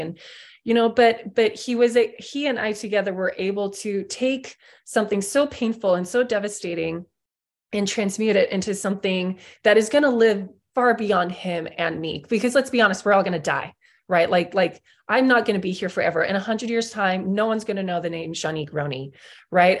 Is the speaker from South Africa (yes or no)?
yes; South Africa; I grew up in South Africa